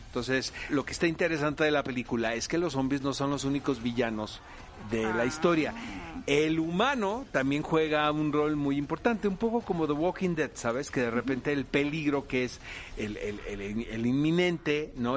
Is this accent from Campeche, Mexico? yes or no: no; Tijuana, Baja California, Mexico; Yo soy de Tijuana, cara, y no se puede ser más norteño